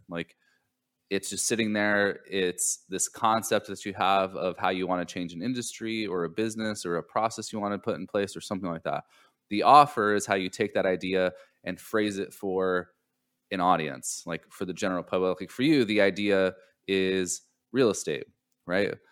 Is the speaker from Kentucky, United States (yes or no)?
no; Southern California, United States; now in Charleston, United States; I grew up in Southern California